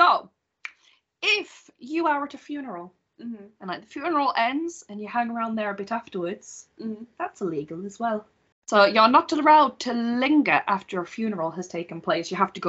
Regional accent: Whitby, Yorkshire and the Humber, United Kingdom; born or raised there

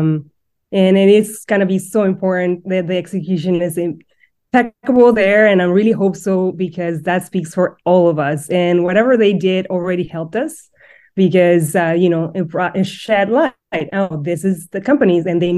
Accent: Mexico; moved away; I'm originally from Mexico.

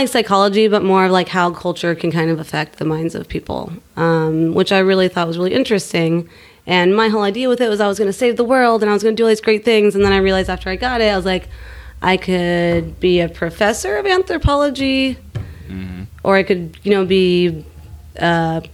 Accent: Sacramento, California, United States; moved away as an adult; also born or lived in San Francisco; now in Oakland, United States; I grew up in Sacramento and currently living in Oakland, California.

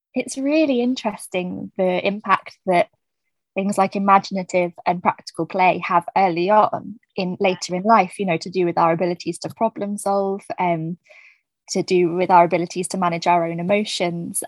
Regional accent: New Forest, South East England, United Kingdom; I grew up in the New Forest area

